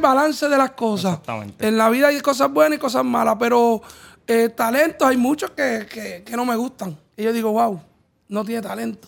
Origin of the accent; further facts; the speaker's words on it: Puerto Rico; somos puertorriqueños